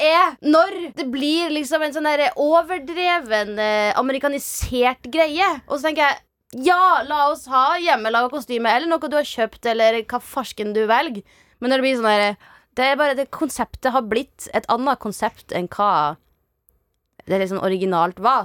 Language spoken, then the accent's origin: Norwegian; Salten district, Nordland, Norway; jeg vokste jo opp i Nord-Norge, i Salten-distriktet